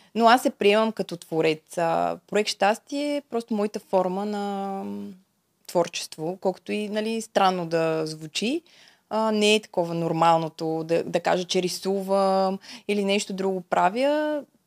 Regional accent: Bulgaria; also born or lived in Czech Republic; съм от България

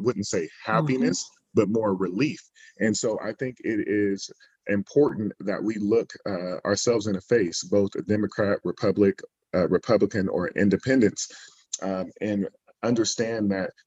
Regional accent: Berkeley, California, United States; I'm from the Bay Area, from Berkeley

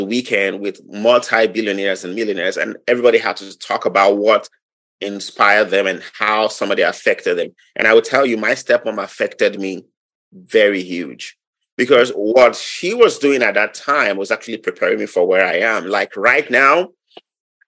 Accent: Nigeria; moved away as an adult; now in Wisconsin, United States; I'm from Nigeria. I'm from Nigeria. I was born 46 years ago.

